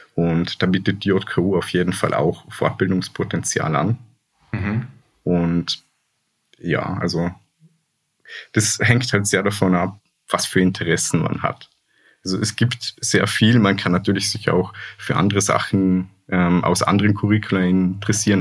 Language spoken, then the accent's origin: German; Hohenems, Vorarlberg, Austria; moved away as an adult; now in Linz, Austria; ich komme ja aus Hohenems, aus Vorarlberg